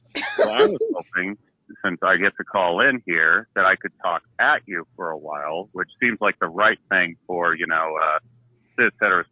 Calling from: Nebraska, United States; Hey, it is … from the great state of Nebraska.

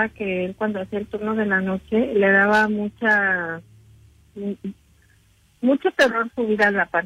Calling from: Benito Juárez, Mexico City, Mexico; Sí, de la candente alcaldía de la Benito Juárez.

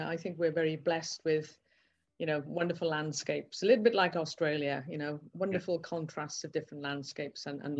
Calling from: South Wales, United Kingdom; I'm currently phoning in from South Wales

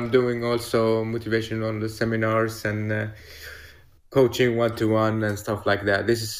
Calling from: Stockholm, Stockholm County, Sweden; I'm calling from Stockholm, Sweden.

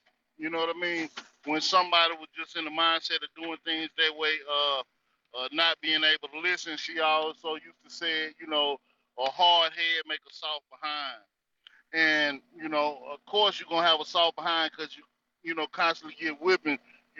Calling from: North Carolina, United States; from the North Carolina territory.

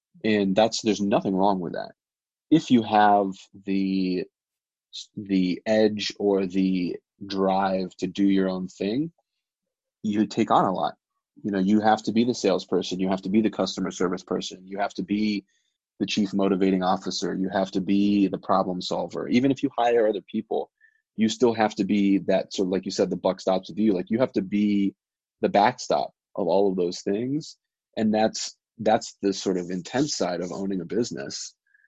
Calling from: Albuquerque, New Mexico, United States; right now I'm calling in from Albuquerque. I'm in Albuquerque for the entire month, right?

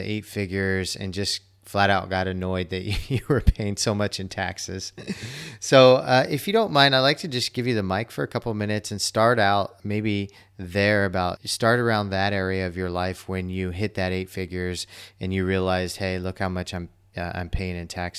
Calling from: Chiang Mai, Thailand; I'm calling in from Chiang Mai, Thailand.

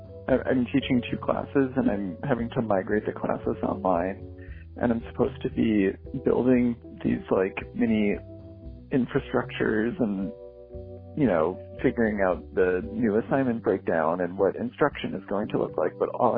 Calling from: Boston, Massachusetts, United States; I am calling from Boston.

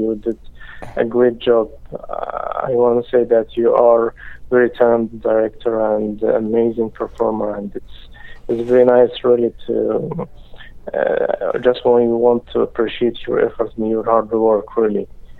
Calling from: Dubai, United Arab Emirates; Hi, this is … from Dubai.

